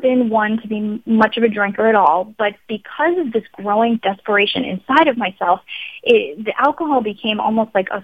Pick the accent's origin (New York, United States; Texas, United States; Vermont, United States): New York, United States; Long Island; moved away as an adult; also born or lived in Los Angeles, California; I grew up in Long Island